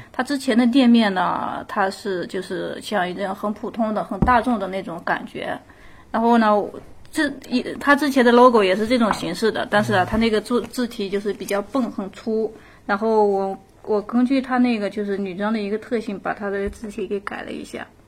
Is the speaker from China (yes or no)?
yes; Hohhot, Inner Mongolia, China; moved away; 我老家，我老家那个呼和浩特那块儿的